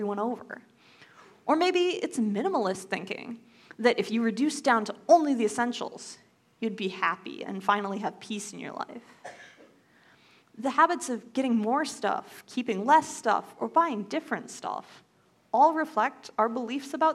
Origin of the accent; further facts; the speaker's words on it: United States; as an American, I had so ridiculously much